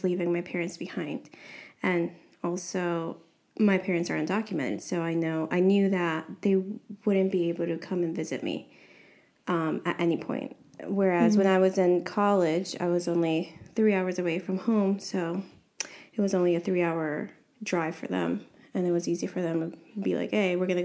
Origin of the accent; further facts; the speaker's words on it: New York, United States; moved away as an adult; I was born and raised in New York, but my parents are Guatemalan